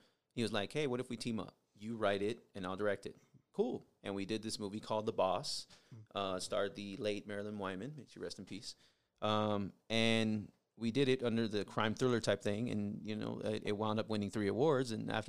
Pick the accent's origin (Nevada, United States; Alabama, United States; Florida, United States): Nevada, United States; Las Vegas; also born or lived in San Diego, California; I grew up in Vegas.